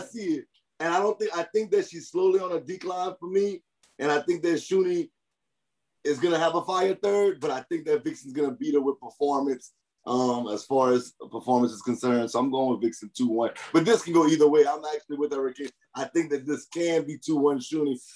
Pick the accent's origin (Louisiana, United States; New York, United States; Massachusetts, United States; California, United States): Louisiana, United States; I'm from Louisiana